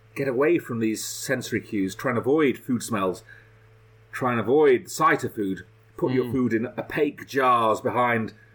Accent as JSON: {"language": "English", "town": "Leeds", "region": "Yorkshire and the Humber", "country": "United Kingdom", "tie": "born or raised there", "said": "When I was a kid growing up in Leeds"}